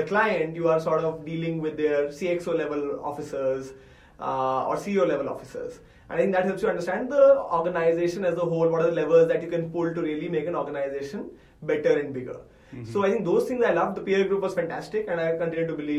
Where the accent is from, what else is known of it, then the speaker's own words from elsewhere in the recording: India; I'm an Indian male from a top engineering college.